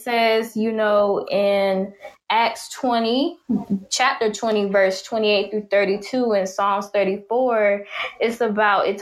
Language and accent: English; Jacksonville, Florida, United States; my hometown, Jacksonville, Florida